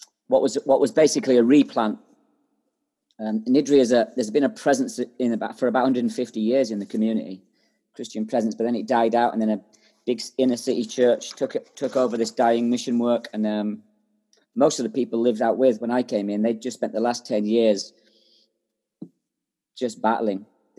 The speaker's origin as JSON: {"language": "English", "country": "Ireland", "lives_now": "Scotland", "said": "I am from Ireland, yeah."}